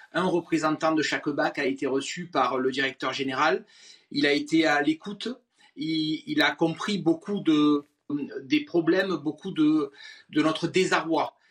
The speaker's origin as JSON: {"language": "French", "town": "Marseille", "region": "Provence-Alpes-Côte d'Azur", "country": "France", "said": "je suis Marseillais"}